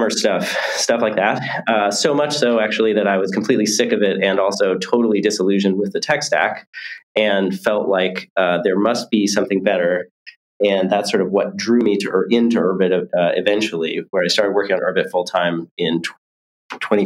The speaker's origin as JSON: {"language": "English", "area": "near Silicon Valley", "region": "California", "country": "United States", "tie": "born or raised there", "said": "I grew up near Silicon Valley, kind of in the middle of nowhere"}